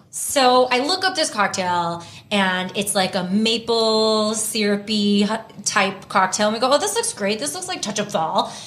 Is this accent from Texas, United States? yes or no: yes; Houston, Texas, United States; moved away as an adult; also born or lived in Vancouver, Canada; now in Los Angeles, United States; I grew up in Texas